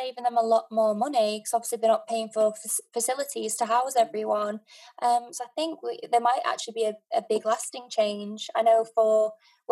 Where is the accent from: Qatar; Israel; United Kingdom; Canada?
United Kingdom; Sheffield, Yorkshire and the Humber; I'm from Sheffield